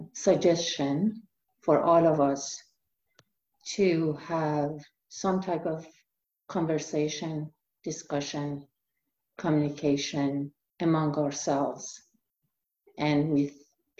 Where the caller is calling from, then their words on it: Medford, Oregon, United States; And I'm coming from Medford, Oregon.